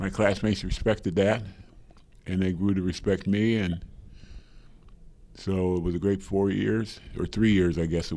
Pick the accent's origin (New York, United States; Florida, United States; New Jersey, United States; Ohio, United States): Ohio, United States; Springfield; I grew up on a small farm outside of Springfield, Ohio